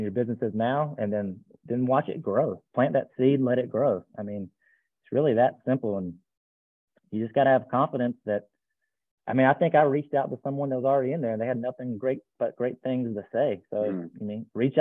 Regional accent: Eastern North Carolina, United States; moved away as an adult; now in Raleigh, United States; I'm from Eastern North Carolina, but I moved up to Raleigh about 18 years ago

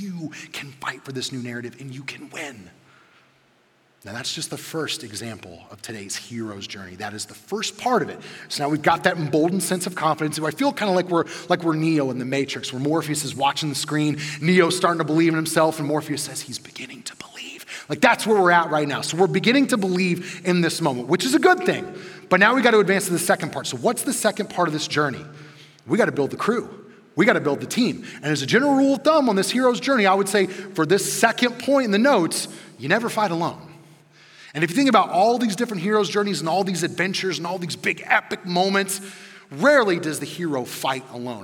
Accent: Midwest, United States; a chunky kid who grew up in the 90s in the Midwest

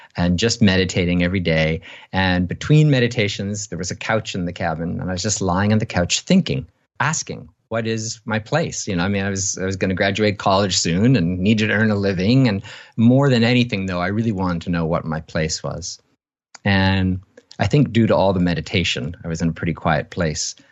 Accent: Canada; I was born in Canada

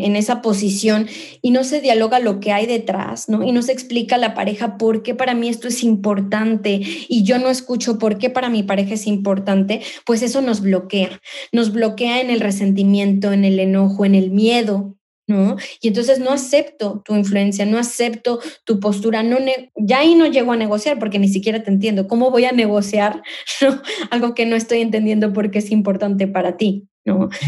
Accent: Mexico; now in Spain; soy mexicana, soy inmigrante, vivo en España

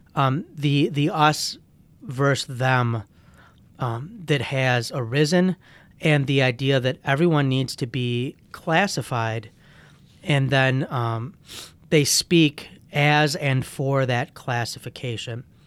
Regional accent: United States; as an American Christian

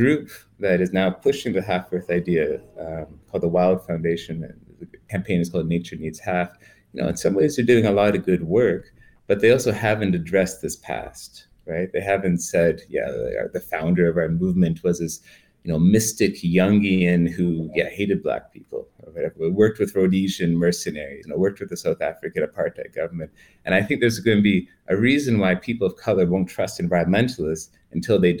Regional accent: Canada; I'm Canadian

